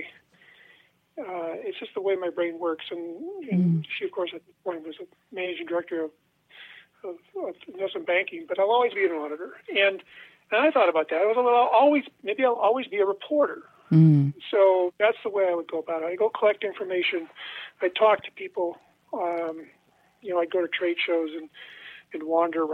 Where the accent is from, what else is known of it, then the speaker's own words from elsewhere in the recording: Western Martin County, southwest Minnesota, United States; I'm from Western Marin County, which is where I-90 crosses the southern tier of counties in the southwest part of the state.